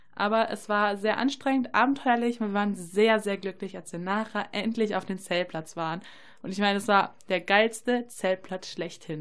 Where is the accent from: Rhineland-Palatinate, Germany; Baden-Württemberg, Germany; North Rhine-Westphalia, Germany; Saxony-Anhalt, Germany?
North Rhine-Westphalia, Germany; near Paderborn; Ich komme aus der Nähe von Paderborn